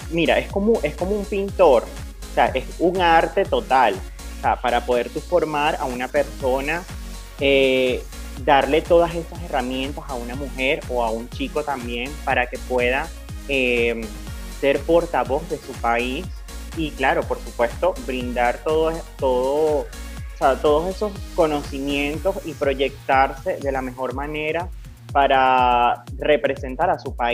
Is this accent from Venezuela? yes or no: yes; Venezuela; tú sabes que nosotros como venezolanos siempre hemos tenido esta cultura de las misas desde que, o desde que nacemos, crecemos, nos criamos